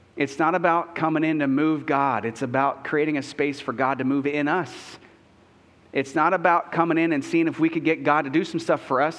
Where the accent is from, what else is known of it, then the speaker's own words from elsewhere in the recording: United States; I'm an American